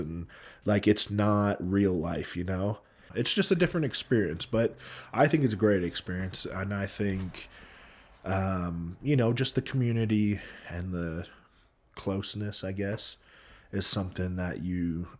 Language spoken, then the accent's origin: English; Hawaii, United States; Growing up in Hawaii, can I confirm it's a dream?